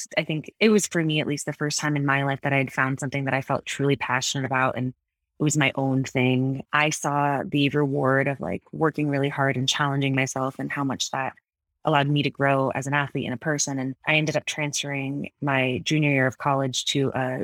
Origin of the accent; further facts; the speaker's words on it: Connecticut, United States; also born or lived in Florida / Iowa; now in Colorado, United States; I was born in Florida originally and moved to Connecticut when I was 10